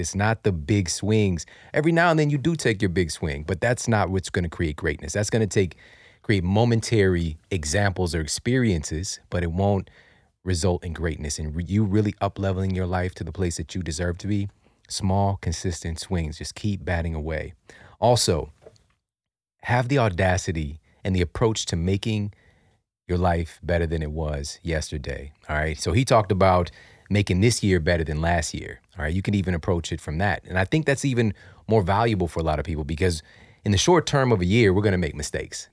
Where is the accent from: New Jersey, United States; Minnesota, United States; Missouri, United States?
Missouri, United States; St. Louis; growing up in Saint Louis